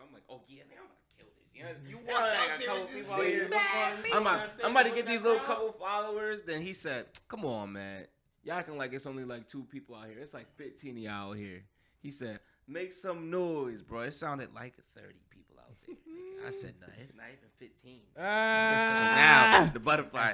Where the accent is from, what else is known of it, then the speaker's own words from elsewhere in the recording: Hamden, Connecticut, United States; also born or lived in New Haven; I'm from Hamden, but everything I ever did was New Haven